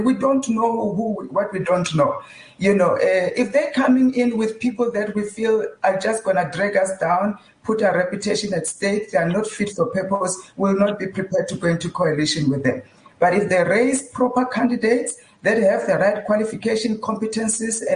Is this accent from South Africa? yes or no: yes; Limpopo, South Africa; now in Johannesburg, South Africa; growing up in Guyana, I come from Limpopo, Guyana